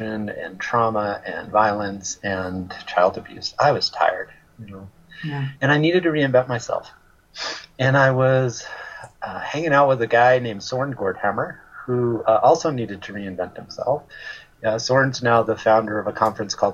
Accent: Westchester County, New York, United States; I grew up in Westchester County, which is a suburb of New York City

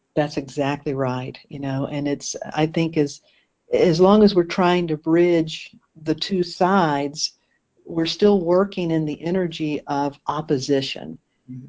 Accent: Eastern North Carolina, United States; also born or lived in Maui, Hawaii; now in Asheville, United States; I'm originally from Eastern North Carolina

